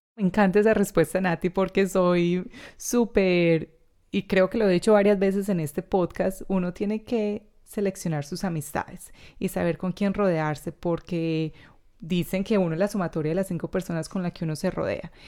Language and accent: Spanish; Colombia; now in Australia